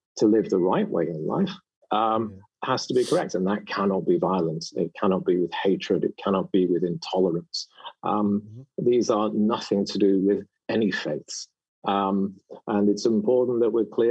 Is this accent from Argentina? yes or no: no; United Kingdom; moved away as an adult; now in Saudi Arabia; back home in the UK